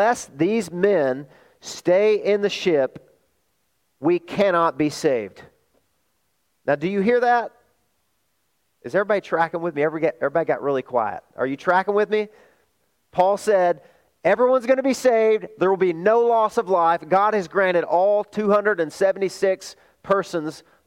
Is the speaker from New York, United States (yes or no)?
no; Arkansas, United States; moved away; also born or lived in California; my hometown in Arkansas